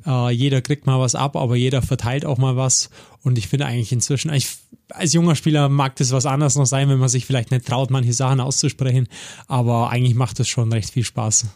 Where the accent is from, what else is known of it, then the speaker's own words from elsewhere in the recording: Augsburg, Bavaria, Germany; moved away as an adult; also born or lived in Königsbrunn / Kassel; geboren in Göggingen, aufgewachsen in Göggingen